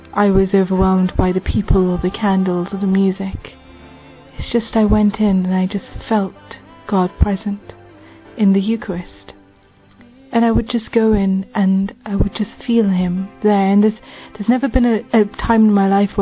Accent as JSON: {"language": "English", "region": "England", "country": "United Kingdom", "said": "I'm from England, and I'm 27 years old."}